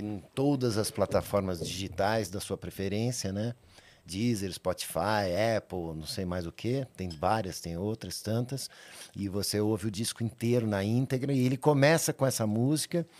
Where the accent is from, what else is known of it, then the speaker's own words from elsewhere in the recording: São Paulo, Brazil; eu nasci São Paulo, capital. Sou paulistano é, nascido na, na, na, maternidade 9 de julho